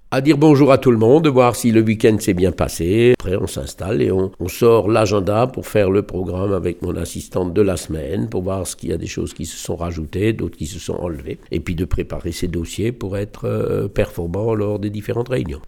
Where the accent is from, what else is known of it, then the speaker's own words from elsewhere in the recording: Strasbourg, Grand Est, France; now in Bischheim, France; je suis né à Strasbourg et, j'ai grandi mes premières années à Neudorf